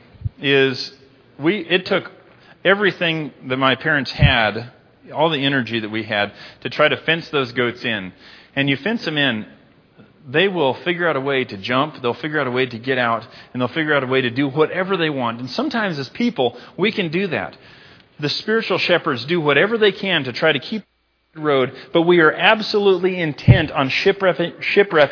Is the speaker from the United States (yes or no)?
yes; United States; I'm an American